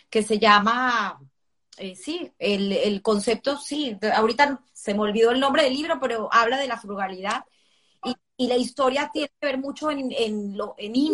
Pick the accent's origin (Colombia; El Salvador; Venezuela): Venezuela; tenemos nosotros como venezolanos